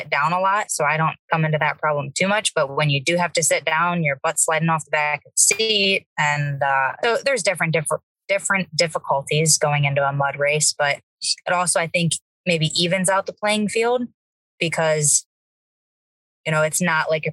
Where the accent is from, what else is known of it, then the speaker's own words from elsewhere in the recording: Ohio, United States; I am from Ohio